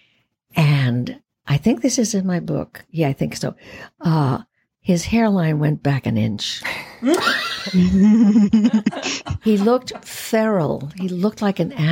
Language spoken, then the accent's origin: English; Puerto Rico; Puerto Ricans are many colors. We are Spanish. We're French. We're Taino Indian